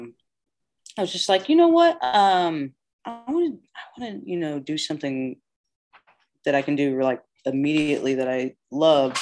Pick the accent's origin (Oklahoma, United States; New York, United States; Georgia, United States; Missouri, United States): Oklahoma, United States; Moore; also born or lived in New Jersey / San Diego; I started growing up in Moore. So I went to Central Junior High, Moore High School